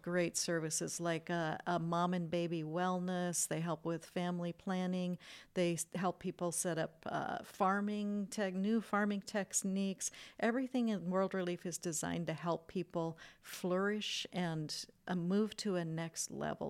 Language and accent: English; United States; an American-born citizen